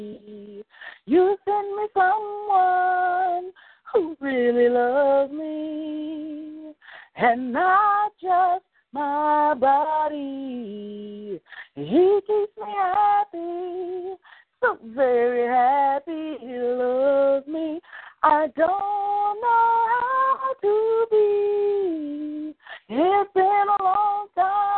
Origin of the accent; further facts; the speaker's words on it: Chicago, Illinois, United States; I'm from Chicago. I'm from Chicago